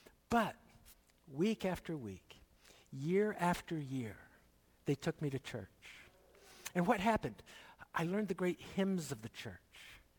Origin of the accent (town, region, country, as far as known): Philadelphia, Pennsylvania, United States; born or raised there; also born or lived in Hamilton, Ontario, Canada / Dundas, Ontario, Canada